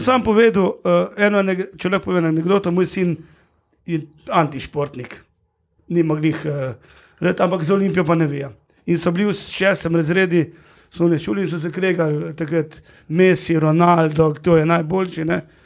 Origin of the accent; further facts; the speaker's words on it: Hrastnik, Slovenia; sem iz Hrasnika, tega ni bilo nekih prevozov